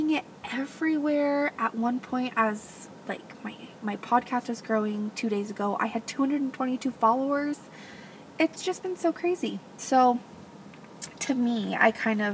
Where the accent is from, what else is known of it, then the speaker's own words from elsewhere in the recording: Gilbert, Arizona, United States; moved away; I grew up in Gilbert, Arizona